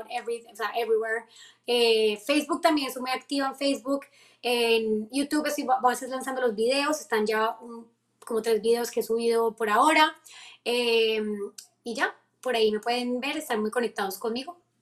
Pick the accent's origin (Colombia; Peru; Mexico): Colombia; now in United States; Y yo de Colombia